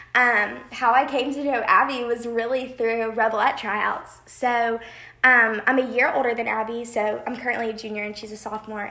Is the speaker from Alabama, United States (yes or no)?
yes; Birmingham, Alabama, United States; moved away as an adult; now in Oxford, United States; I'm from Birmingham, Alabama